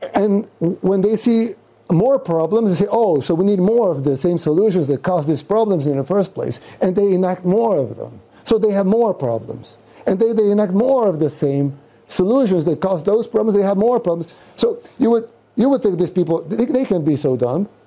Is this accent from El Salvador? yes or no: yes; El Salvador; also born or lived in Nuevo Cuscatlán; I'm from El Salvador, third world country in Central America.